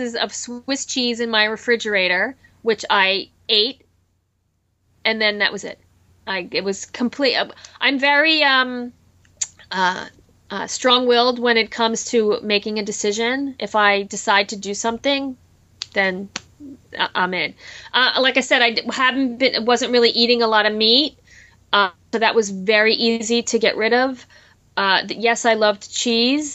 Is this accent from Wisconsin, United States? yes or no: no; New Jersey, United States; I grew up in New Jersey and we had a big garden